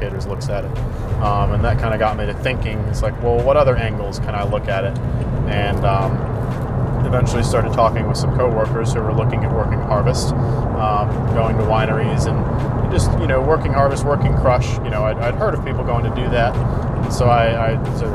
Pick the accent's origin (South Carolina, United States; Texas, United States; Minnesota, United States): South Carolina, United States; Myrtle Beach; my hometown, Myrtle Beach